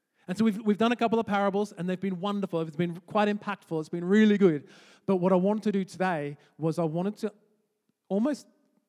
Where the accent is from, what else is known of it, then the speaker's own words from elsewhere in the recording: Canberra, Australian Capital Territory, Australia; now in Edinburgh, United Kingdom; I'm from Australia, in a city in Australia called Canberra